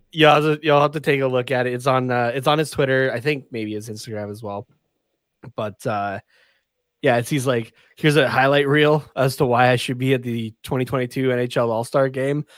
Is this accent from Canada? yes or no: yes; Canada; being a Canadian